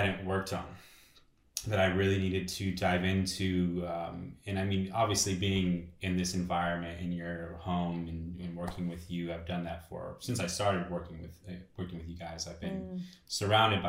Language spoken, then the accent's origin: English; Los Angeles, California, United States; born and raised in Los Angeles